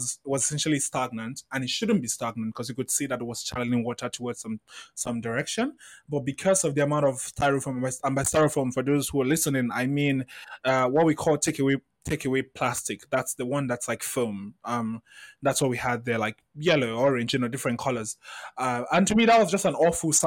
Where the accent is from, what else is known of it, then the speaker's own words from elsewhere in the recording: Lagos, Nigeria; I grew up in Festac Town, which is very secluded from the rest of Lagos.